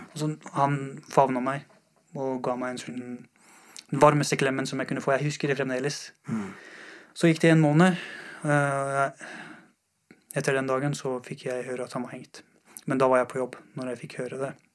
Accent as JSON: {"language": "Norwegian", "town": "Mashhad", "region": "Razavi Khorasan", "country": "Iran", "tie": "born or raised there", "also_born_or_lived": "Afghanistan", "moved": "yes", "lives_now": "Norway", "said": "Jeg, jeg har vokst opp i Iran. Uh, jeg har bodd i Iran, i en by som heter Mashhad."}